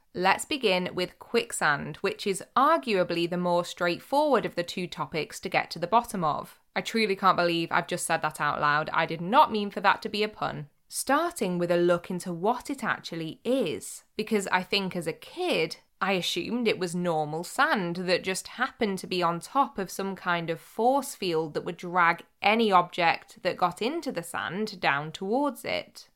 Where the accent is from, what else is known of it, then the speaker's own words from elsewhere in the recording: Cheshire and Greater Manchester, North West England, United Kingdom; growing up in Cheshire and Greater Manchester